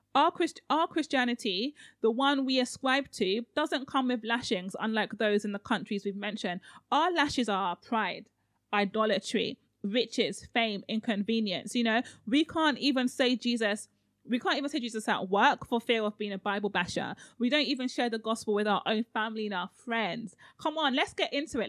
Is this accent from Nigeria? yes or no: yes; Nigeria; I'm so Nigerian